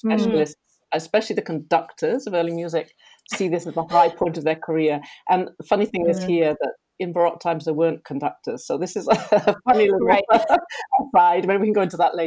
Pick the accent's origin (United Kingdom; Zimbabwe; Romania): United Kingdom; England; moved away as an adult; now in Rotterdam, Netherlands; I'm English, but I've been living in Holland for actually most of my life now